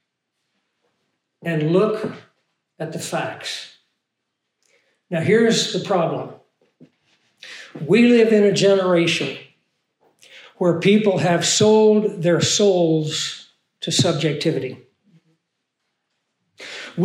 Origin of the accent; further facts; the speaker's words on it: Arkansas, United States; I'm from Arkansas